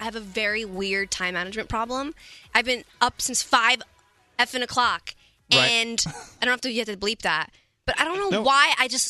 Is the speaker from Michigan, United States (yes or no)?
no; New York, United States; Like, I'm from New York City.